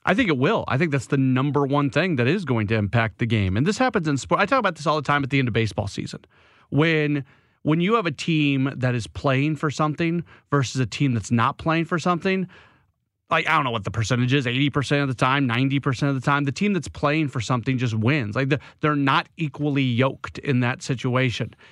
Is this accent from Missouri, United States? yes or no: yes; St. Louis, Missouri, United States; I grew up in Saint Louis